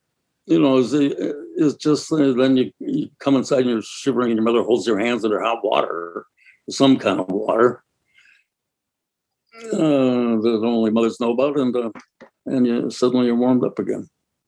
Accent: Milwaukee, Wisconsin, United States; because I'm from Milwaukee.

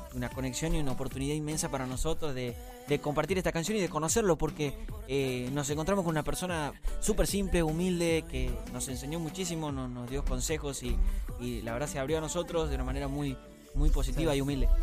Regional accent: Tucumán, Argentina; yo soy de Tucumán del Norte

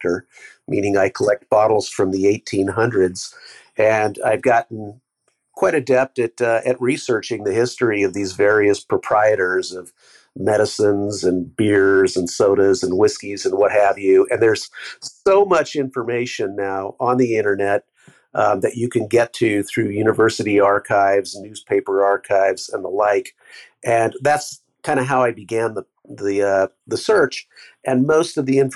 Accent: San Jose, California, United States; I grew up mostly in San Jose

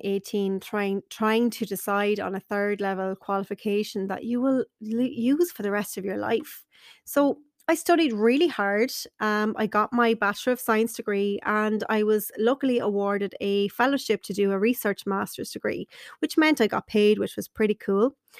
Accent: Carlow, Leinster, Ireland; I wanted to stay in my hometown in Carlow

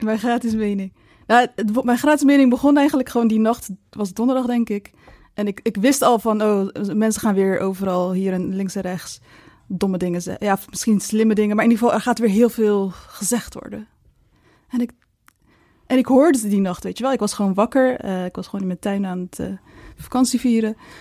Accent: Maasluis, South Holland, Netherlands; In Maasluis, ik kom dan uit Maasluis

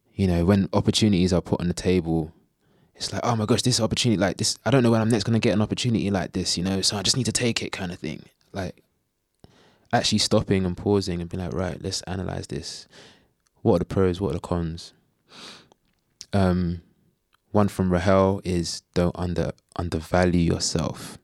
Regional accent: London, United Kingdom; I grew up in Bow, in East London

